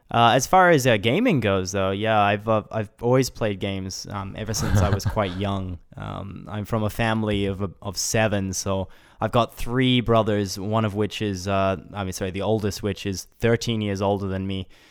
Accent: Brisbane, Queensland, Australia; moved away as an adult; now in Japan; I was born in Brisbane and grew up there, you know, and went to university there as well at a small college in Brisbane

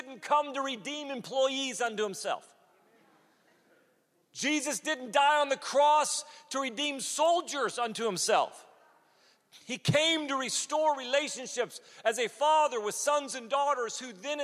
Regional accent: United States; as an American

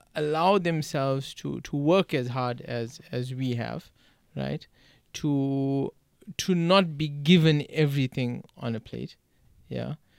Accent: South Africa; now in United States; the way I grew up in South Africa.

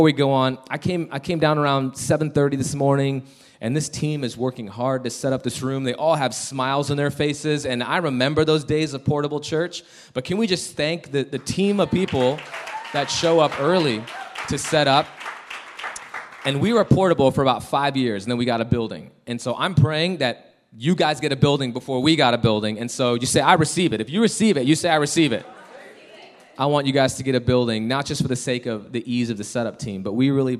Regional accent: Chicago, Illinois, United States; now in Denver, United States; We're originally from Chicago, but we live in Denver, Colorado

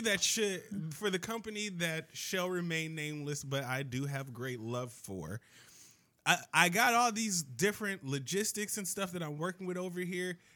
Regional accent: Miami, Florida, United States; I grew up in Miami

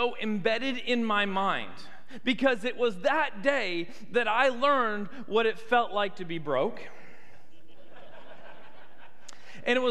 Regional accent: Canada; moved away as an adult; also born or lived in United States; now in Tuscaloosa, United States; I grew up in Canada. I am a Canadian citizen

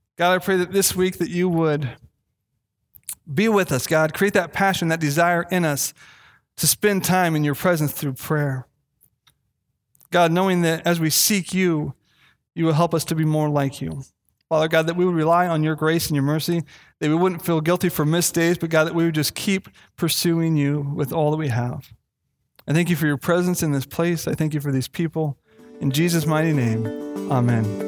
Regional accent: Castle Rock, Washington, United States; I grew up in Castle Rock, Washington

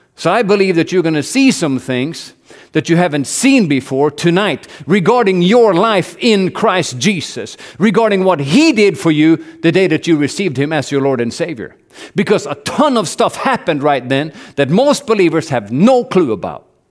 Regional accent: Norway; moved away as an adult; I grew up in Norway, and all, everything's paid for by the government

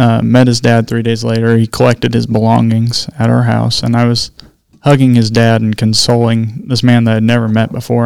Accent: Blue Mound, Kansas, United States; I graduated with 8 people from Blue Mound grade school

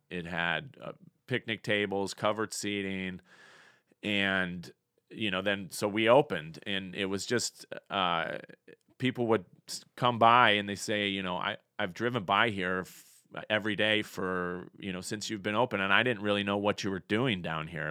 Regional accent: Colorado, United States; moved away as an adult; also born or lived in Cincinnati / Denver, Colorado; now in Fort Payne, United States; I was born and raised in Colorado.

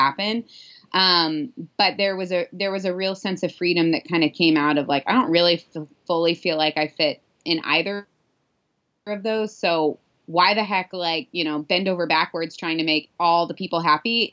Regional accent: Midwest, United States; moved away; Growing up in the Midwest, where we drove 30 minutes everywhere

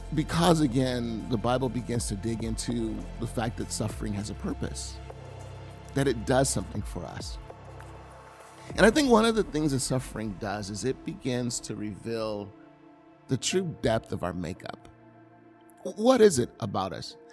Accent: the South, United States; now in California, United States; I grew up in the South.

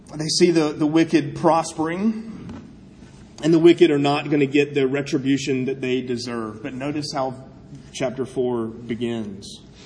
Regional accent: South Carolina, United States; I'm from South Carolina

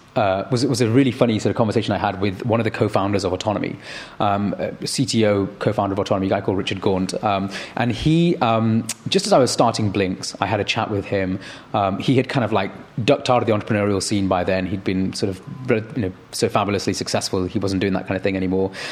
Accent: Manchester, North West England, United Kingdom; growing up in Manchester

